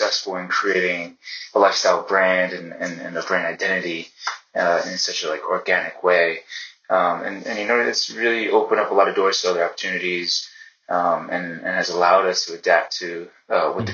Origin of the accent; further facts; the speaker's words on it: Princeton, New Jersey, United States; also born or lived in Newark, New Jersey; I grew up in Newark, New Jersey, until like grade school, and I made my way to Princeton